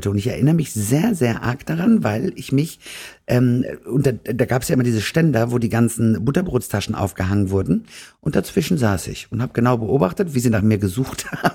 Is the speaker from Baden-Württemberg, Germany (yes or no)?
no; Hamm, North Rhine-Westphalia, Germany; born there; Also ich bin am 24.12.1970 in Hamm-Westfalen geboren. Ich äh, bin tatsächlich zu Hause geboren in der Klemmestraße